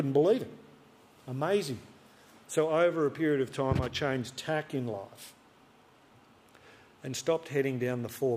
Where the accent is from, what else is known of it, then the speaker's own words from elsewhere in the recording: Albury, New South Wales, Australia; I grew up outside Albury on the border of New South Wales and Vic